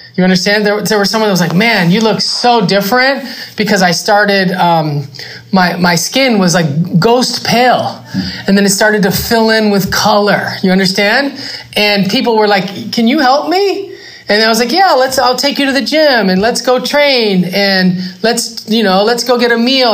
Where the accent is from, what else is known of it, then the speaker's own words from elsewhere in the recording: Los Angeles, California, United States; I am from West Los Angeles